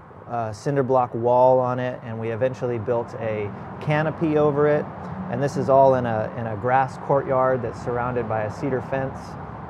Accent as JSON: {"language": "English", "town": "Corpus Christi", "region": "Texas", "country": "United States", "tie": "born or raised there", "also_born_or_lived": "California", "said": "I was born in California, and we moved here when I was eight. And so my mom is from Corpus Christi, and that's one of the reasons we moved back to Corpus Christi."}